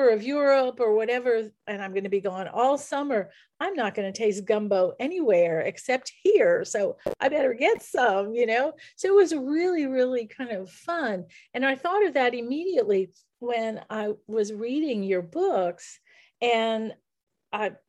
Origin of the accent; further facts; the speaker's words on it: New Orleans, Louisiana, United States; I'm from New Orleans and I grew up here